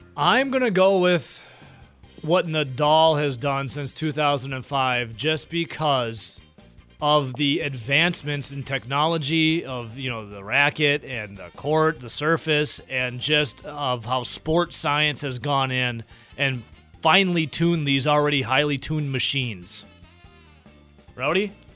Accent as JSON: {"language": "English", "town": "Dodgeville", "region": "Wisconsin", "country": "United States", "tie": "born or raised there", "said": "I'm from Dodgeville originally. I went to high school and school in Dodgeville. I grew up in Dodgeville"}